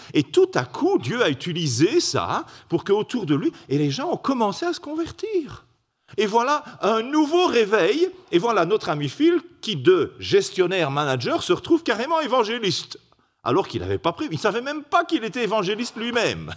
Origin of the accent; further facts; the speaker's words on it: Belgium; salutations de Belgique